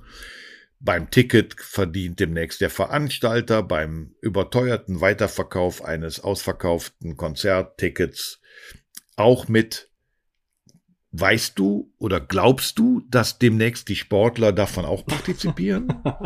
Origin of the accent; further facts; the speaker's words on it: a small town near Cologne, North Rhine-Westphalia, Germany; moved away; ich komm aus einem kleinen Ort in der Nähe von Köln